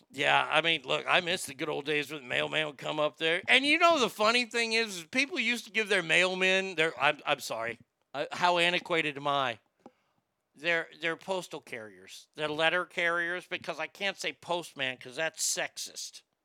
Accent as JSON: {"language": "English", "region": "the South", "country": "United States", "tie": "born or raised there", "said": "I grew up in the South"}